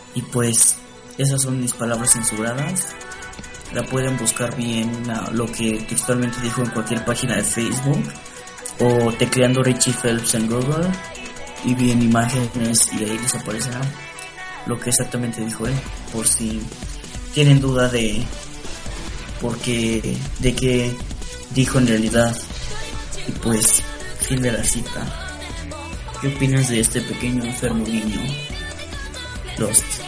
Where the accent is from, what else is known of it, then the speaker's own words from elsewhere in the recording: Mexico; soy de México